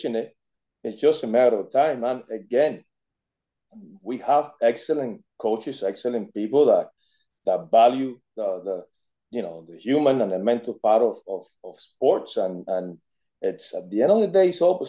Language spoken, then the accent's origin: English; Cuba; moved away as an adult; now in United States; I was born in Cuba. I came to the States when I was 18 years old